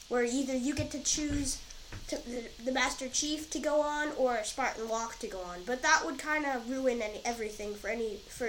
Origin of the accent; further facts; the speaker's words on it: Massachusetts, United States; Yeah, my hometown. Well, not my hometown, just my home state.